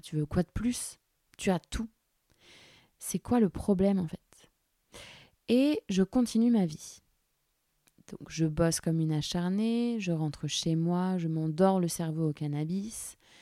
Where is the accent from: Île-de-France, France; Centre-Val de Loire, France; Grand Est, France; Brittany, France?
Centre-Val de Loire, France; Orléans; J'ai grandi à Orléans, la source où j'habitais avec ma maman